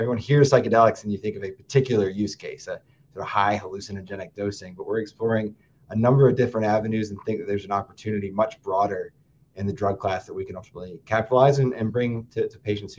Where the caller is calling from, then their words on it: Madison, Wisconsin, United States; I am calling in from Madison, Wisconsin.